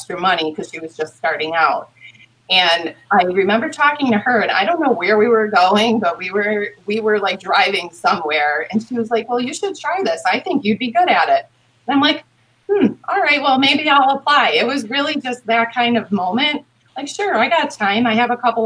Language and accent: English; Hamburg, New York, United States; I'm from this community and because I live in this community